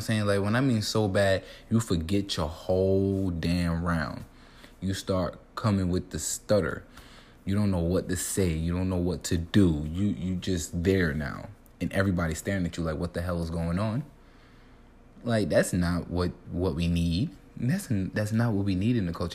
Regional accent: New York City, New York, United States; I'm from Brooklyn.

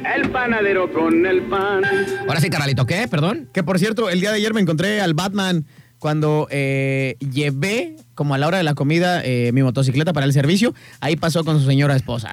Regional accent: Mexico; como somos mexicanos

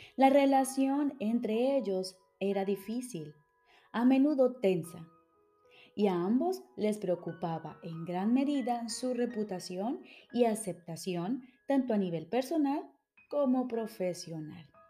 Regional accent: Colombia; now in Switzerland; Soy psicóloga, colombiana, radicada en Suiza

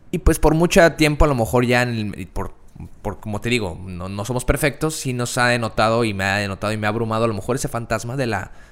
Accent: Mexico; Sé que yo también soy mexicano

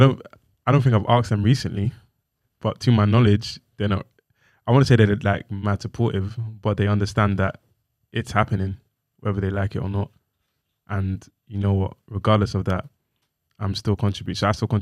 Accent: Nigeria; But I'm Nigerian.

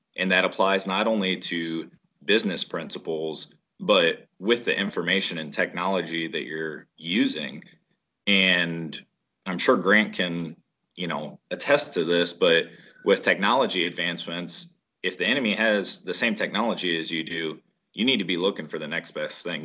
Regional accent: Waterloo, Iowa, United States; we're from Northeast Iowa, around the Waterloo area

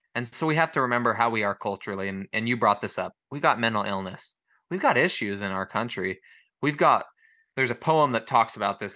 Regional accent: United States; as Americans

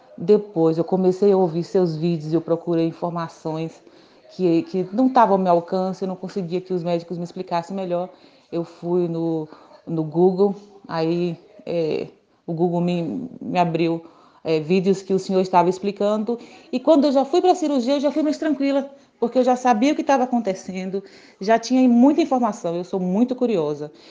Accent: Guanambi, Bahia, Brazil; Eu sou de Guanambi, na Bahia

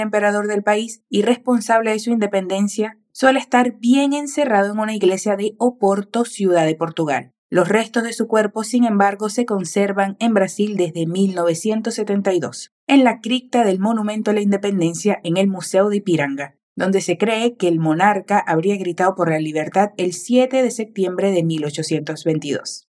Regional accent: Venezuela; tu profe venezolana de español

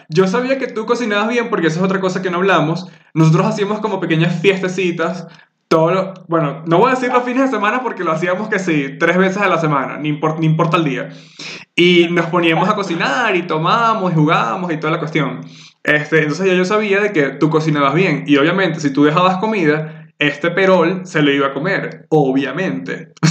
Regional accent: Venezuela; moved away; yo salí de Venezuela en el 2016

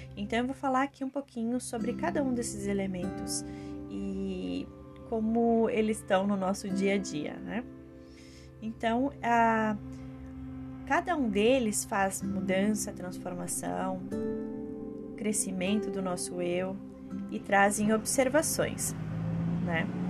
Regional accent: Rio Grande do Sul, Brazil; eu sou gaúcha

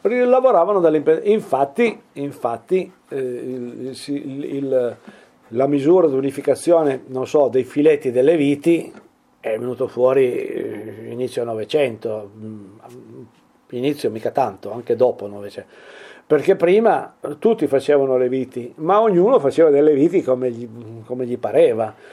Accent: Piedmont, Italy; also born or lived in Mombello di Torino (father's village); queste appartengono al nostro dialetto

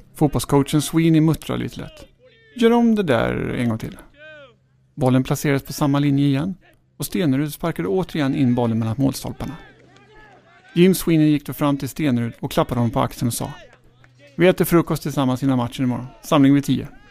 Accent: Sweden; här- här hemma i Sverige

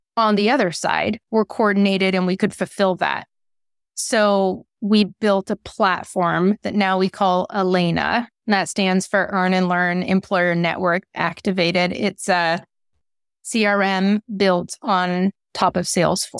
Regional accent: Concord, California, United States; also born or lived in San Francisco, California; I was born in San Francisco in the Mission District, and my parents and grandparents were community organizers, and I grew up in Concord and went to Concord High School.

